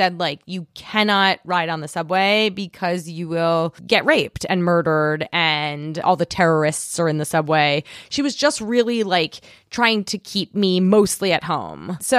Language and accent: English; New York City, New York, United States; I grew up on the Upper East Side, and I know I sound like a very cool person because I used to smoke cigarettes.